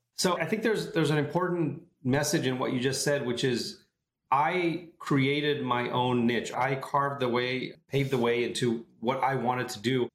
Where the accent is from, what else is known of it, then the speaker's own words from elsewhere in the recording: Tel Aviv area, Tel Aviv District, Israel; moved away as an adult; now in San Francisco, United States; I'm originally from Israel, uh, the Tel Aviv area